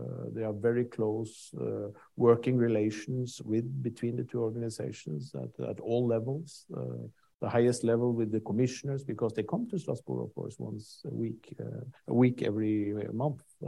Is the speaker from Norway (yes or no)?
yes; Norway; I'm from Norway.